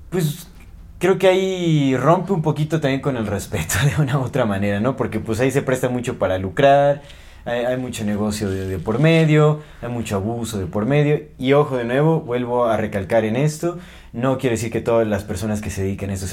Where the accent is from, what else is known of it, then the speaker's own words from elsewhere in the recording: Mexico; somos mexicanos